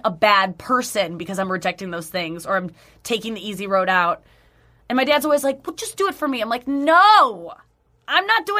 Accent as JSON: {"language": "English", "town": "St. Louis", "region": "Missouri", "country": "United States", "tie": "born or raised there", "said": "St. Louis."}